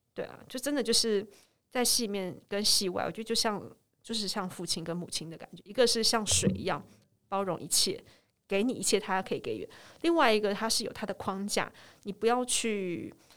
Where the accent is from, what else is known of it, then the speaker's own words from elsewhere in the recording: Taipei, Taiwan; 因为我家刚好呢就在民生社区那一带